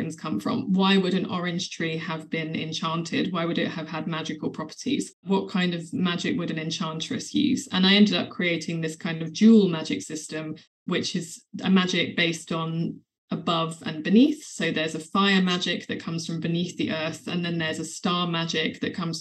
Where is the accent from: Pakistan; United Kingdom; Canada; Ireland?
United Kingdom; England; St. George was quite a big part of my childhood because he's a patron saint of England